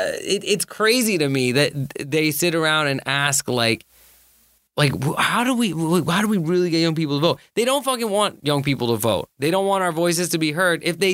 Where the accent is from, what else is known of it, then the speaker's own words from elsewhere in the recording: Pakistan; I'm Pakistani.